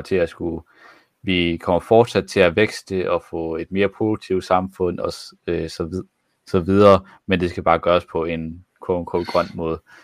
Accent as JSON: {"language": "Danish", "region": "Jutland", "country": "Denmark", "said": "jeg var for meget jyde"}